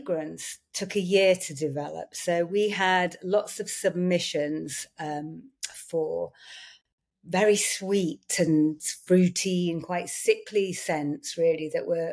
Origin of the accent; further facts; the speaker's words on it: Yorkshire and the Humber, United Kingdom; I grew up in Yorkshire